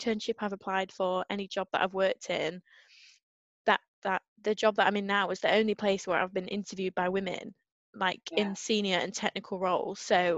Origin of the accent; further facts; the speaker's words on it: Northern England, United Kingdom; Not that there's enough Northerners down there. I mean, everyone still howls at my accent, but yeah.